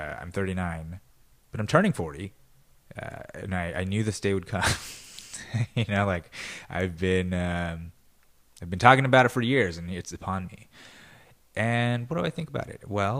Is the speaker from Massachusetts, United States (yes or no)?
no; California, United States; I mean, I was just a kid growing up in the Valley, but that's just how Burbank always felt like it was somewhere away.